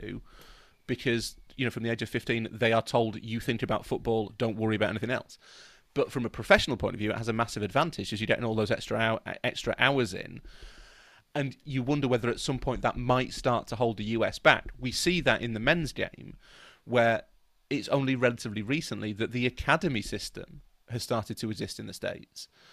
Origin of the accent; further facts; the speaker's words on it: England, United Kingdom; we're all British